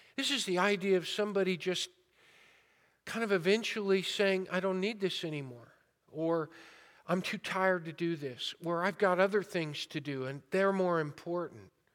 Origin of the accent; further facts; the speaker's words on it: Modesto, California, United States; I was born and raised in Modesto